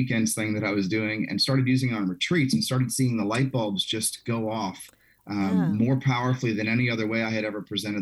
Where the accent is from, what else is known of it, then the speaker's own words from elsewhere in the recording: South Louisiana, United States; I grew up in South Louisiana